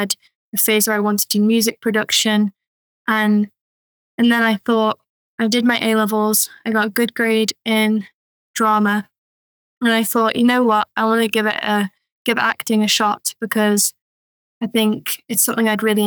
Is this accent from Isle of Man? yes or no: yes; Isle of Man; moved away as an adult; now in Chester, United Kingdom; I grew up on the Isle of Man